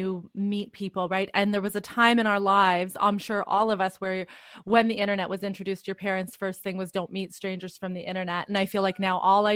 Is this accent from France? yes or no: no; Toronto, Ontario, Canada; I'm from Toronto, Canada